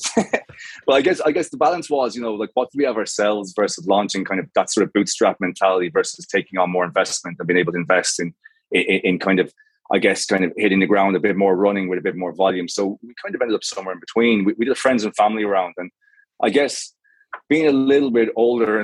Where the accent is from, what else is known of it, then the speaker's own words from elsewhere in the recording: Galway, Connacht, Ireland; I'm Irish. So I grew up in the West Coast in Galway